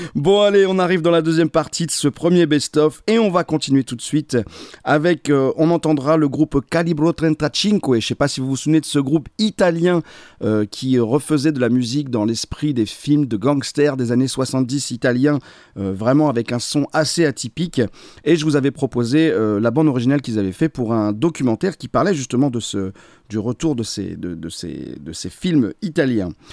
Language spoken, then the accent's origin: French; the Nord, Hauts-de-France, France; je suis du Nord